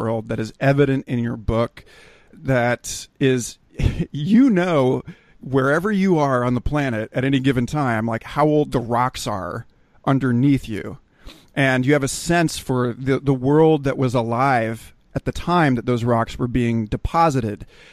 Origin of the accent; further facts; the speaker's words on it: Kansas City, United States; now in Austin, United States; I grew up just outside of Kansas City.